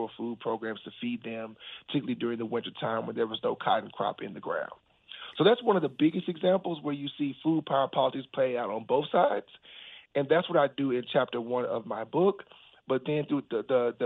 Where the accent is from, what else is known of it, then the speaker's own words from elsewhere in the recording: Texas, United States; I'm from Texas